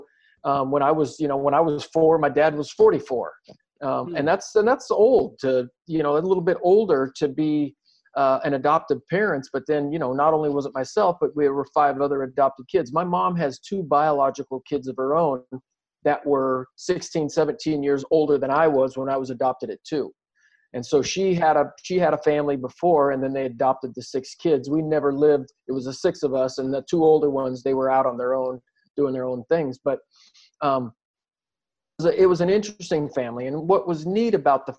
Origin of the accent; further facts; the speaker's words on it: Southern Oregon, United States; we grew up in Southern Oregon, predominantly white community